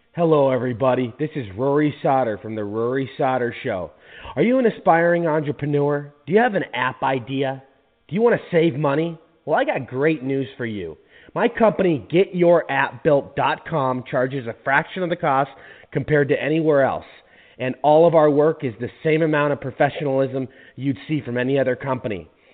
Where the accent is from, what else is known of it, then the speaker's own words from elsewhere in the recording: Seattle, Washington, United States; moved away as an adult; now in Phoenix, United States; I'm originally from Seattle